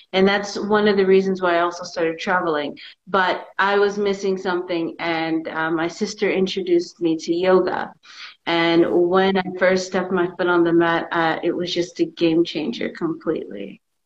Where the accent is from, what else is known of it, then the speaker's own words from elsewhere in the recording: Houston, Texas, United States; moved away as an adult; also born or lived in Vietnam / Europe; now in Tbilisi, Georgia; I grew up in Texas